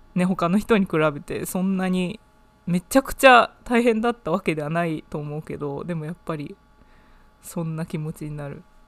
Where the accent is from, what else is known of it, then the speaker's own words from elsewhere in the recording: Japan; now in United Kingdom; 日本生まれ、イギリスの大学で勉強している